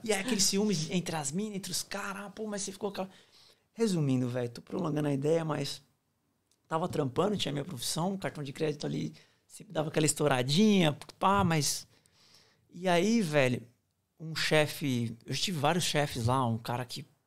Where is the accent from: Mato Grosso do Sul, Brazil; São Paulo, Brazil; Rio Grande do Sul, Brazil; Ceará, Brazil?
São Paulo, Brazil; Barueri; moved away as an adult; now in Australia; sou nascido e criado em São Paulo, Barueri, é, região Oeste.